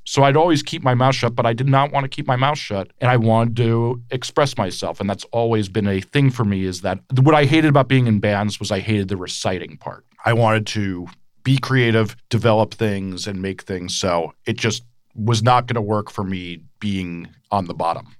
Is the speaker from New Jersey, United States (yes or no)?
yes; Montclair, New Jersey, United States; I grew up right outside New York City in Montclair, New Jersey